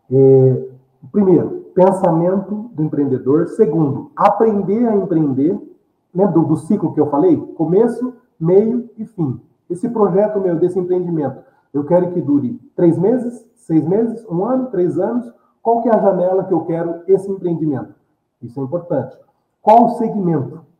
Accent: Mogi das Cruzes, São Paulo, Brazil; né, na nossa região, né, eu sou de Mogi das Cruzes, mas de outras regiões também de São Paulo

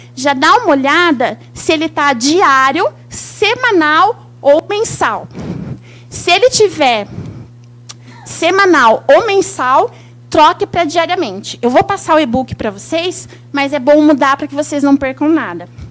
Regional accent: São Paulo, Brazil; also born or lived in Santos / Jacareí; now in Curitiba, Brazil; Eu sou paulista, mas eu moro em Curitiba. E é uma honra estar aqui no meu estado, porque eu nasci aqui, eu nasci em Santos, morei em Jacareí

